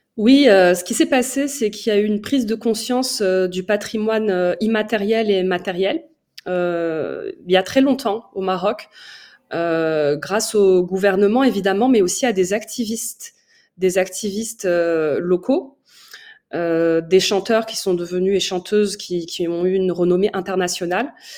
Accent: Paris, Île-de-France, France; also born or lived in Oujda, Morocco; Je suis euh, originaire de l'Est marocain. Je suis née à Paris et je suis d'origine amazir

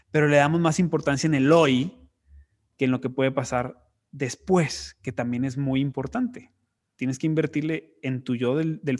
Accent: Monterrey, Nuevo León, Mexico; soy de Monterrey

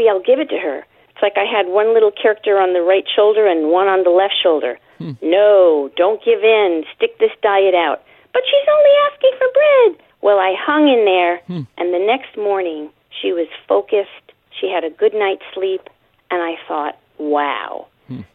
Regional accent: New York City, New York, United States; moved away as an adult; also born or lived in Long Island, New York / Connecticut; now in Ventura, United States; I grew up in Brooklyn, Queens, and Long Island, New York

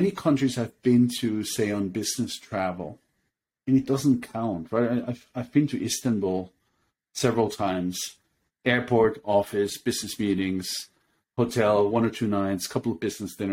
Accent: Mexico; now in London, United Kingdom; I was born and raised in Mexico, so Mexico is always a country I love. It's no longer home

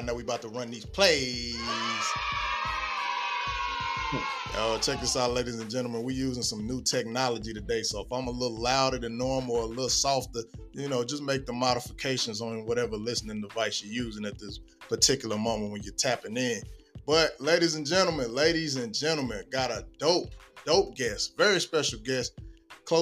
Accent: Belleville / East St. Louis area, Illinois, United States; We pretty much grew up around the same area. You know, Belleville, East St. Louis areas

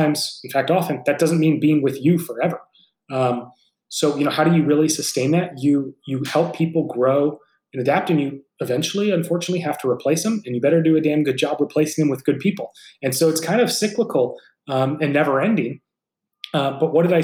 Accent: San Francisco Bay Area, California, United States; This is your hometown team

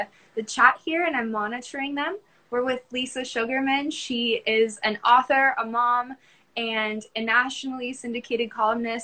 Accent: Tampa, Florida, United States; I'm from Tampa

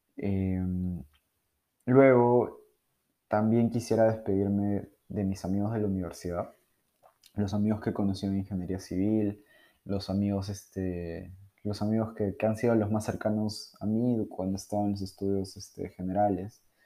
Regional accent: Peru; soy de Perú

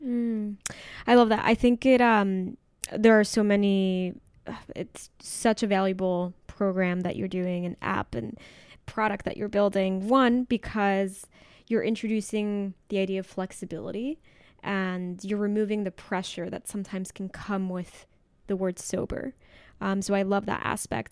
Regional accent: Mexico; I'm from Mexico

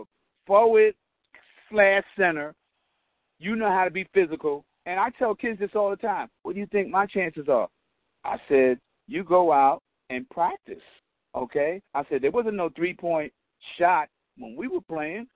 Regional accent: New York City, New York, United States; I grew up in Patterson

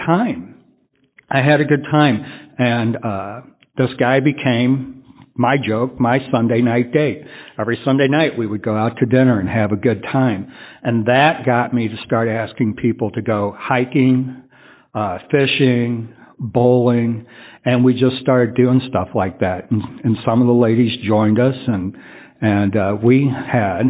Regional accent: San Antonio, Texas, United States; I'm from San Antonio

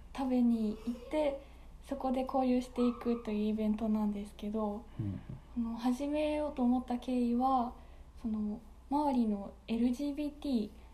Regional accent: Aichi, Japan; also born or lived in Nagoya; 私は愛知県出身で、今も名古屋から1時間半かけて大垣に通っております。

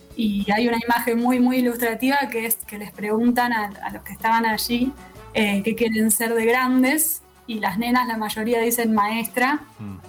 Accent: Rosario, Santa Fe, Argentina; nos preguntas de dónde somos y somos de Rosario, no te decimos Santa Fe

